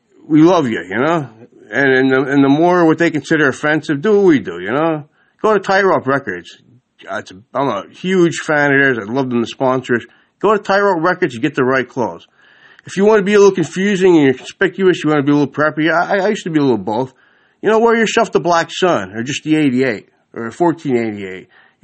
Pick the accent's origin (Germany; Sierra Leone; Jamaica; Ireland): Ireland; my most important holiday coming up as an Irishman is Halloween